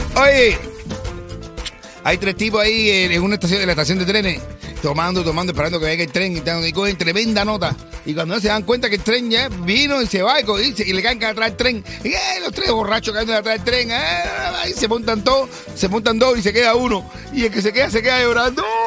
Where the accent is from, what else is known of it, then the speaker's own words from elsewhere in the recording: Cuba; now in Miami, United States; artistas cubanos que necesitan también, necesitamos el apoyo de la población de nosotros aquí en Miami